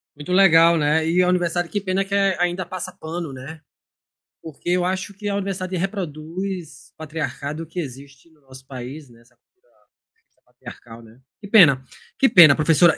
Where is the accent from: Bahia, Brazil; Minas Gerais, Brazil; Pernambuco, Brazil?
Pernambuco, Brazil; Recife; now in Joinville, Brazil; Eu sou do Recife